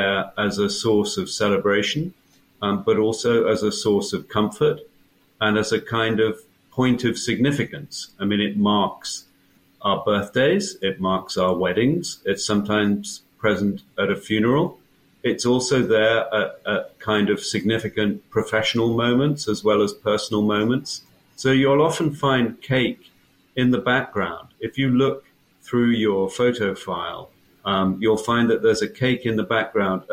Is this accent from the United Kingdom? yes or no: yes; England, United Kingdom; I'm an English writer and author